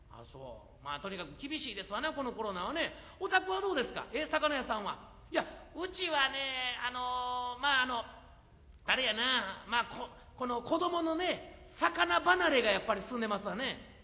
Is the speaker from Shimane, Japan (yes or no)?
no; Osaka, Japan; 大阪で育ってですね